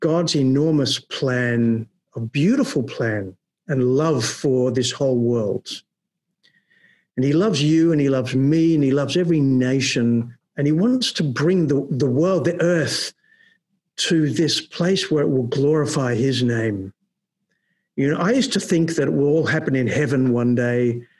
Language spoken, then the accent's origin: English; Melbourne, Victoria, Australia; now in Netherlands; When I grew up in Melbourne in Australia